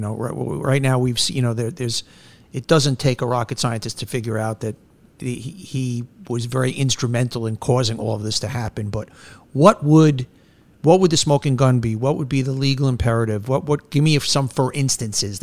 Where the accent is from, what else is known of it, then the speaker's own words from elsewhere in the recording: New York City, New York, United States; I grew up in Bayside.